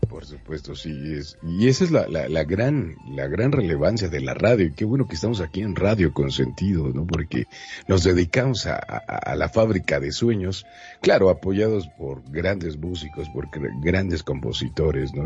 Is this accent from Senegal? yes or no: no; Monterrey, Nuevo León, Mexico; yo soy de Monterrey